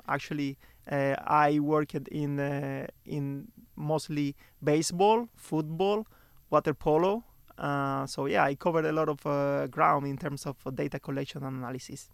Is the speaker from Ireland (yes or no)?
no; Santa Clara, Villa Clara, Cuba; moved away as an adult; now in Stockholm, Sweden; I'm from Cuba